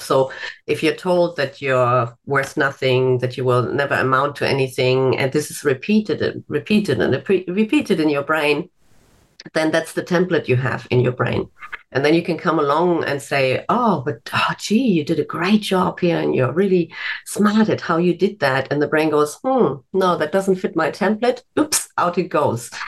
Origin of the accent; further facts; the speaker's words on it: Germany; moved away as an adult; now in Australia; I'm originally from Germany